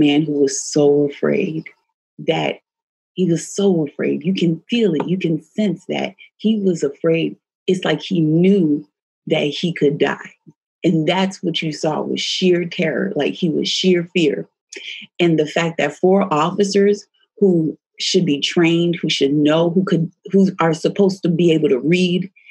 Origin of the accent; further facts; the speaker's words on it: New Jersey, United States; I grew up in Jersey